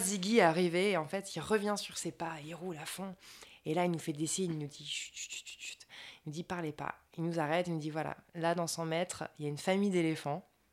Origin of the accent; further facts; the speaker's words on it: France; moved away; entre nous, en France